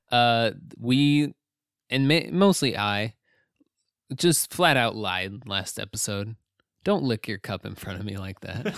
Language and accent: English; United States; as an American